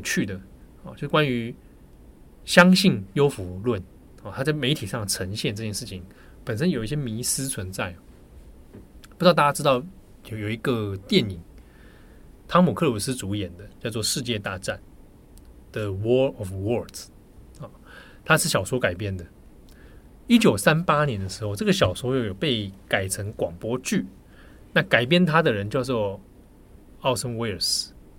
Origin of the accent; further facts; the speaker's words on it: Taipei, Taiwan; 我小时候，我童年成长其实是在北投的阳明山那个山区里面